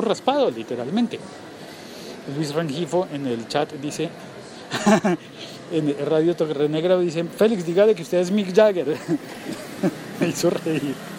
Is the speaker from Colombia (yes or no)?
yes; Colombia; now in Bogotá, Colombia; hoy es un día festivo en mi país